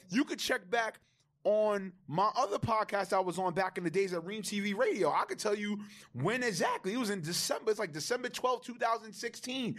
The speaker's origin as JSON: {"language": "English", "town": "New York City", "region": "New York", "country": "United States", "said": "I'm from Laurelton, Queens"}